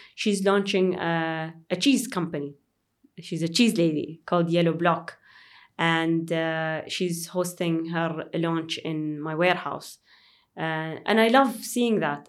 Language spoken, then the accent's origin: English; Dubai, United Arab Emirates; I'm from, uh, Dubai.